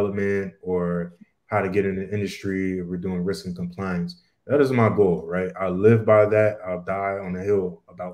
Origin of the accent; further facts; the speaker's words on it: Bermuda; my family, we're all from Bermuda